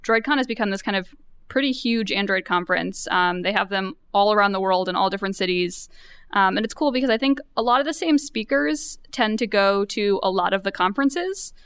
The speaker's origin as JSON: {"language": "English", "region": "New York", "country": "United States", "said": "I'm from New York."}